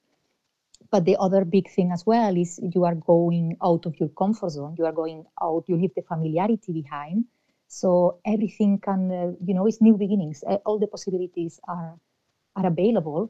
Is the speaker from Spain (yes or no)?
yes; Spain; moved away as an adult; now in Ireland; I'm originally from Spain